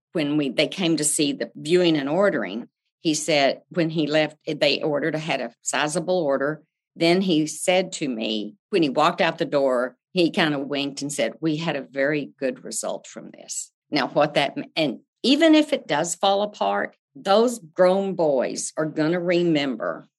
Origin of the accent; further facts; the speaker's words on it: Amarillo, Texas, United States; now in Houston, United States; I grew up in Amarillo, Texas, the panhandle of Texas